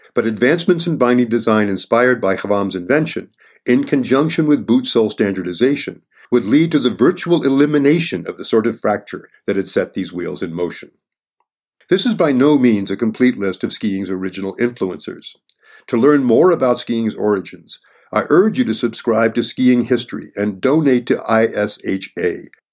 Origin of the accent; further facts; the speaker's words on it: Bromley, Vermont, United States; I grew up on Big Bromley, Vermont, home to some of the first J-bars